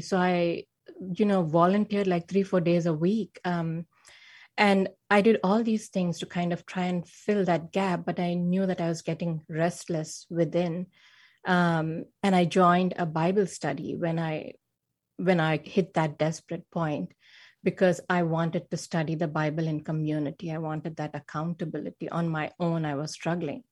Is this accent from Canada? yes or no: no; India; moved away as an adult; now in Silicon Valley, California, United States; I was born and raised in India, and I had a pretty normal upbringing